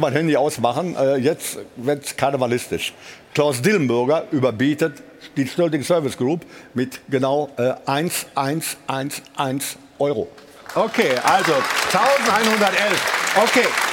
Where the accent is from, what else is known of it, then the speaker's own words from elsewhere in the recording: Gelsenkirchen, North Rhine-Westphalia, Germany; Und ich komme ja aus Gelsenkirchen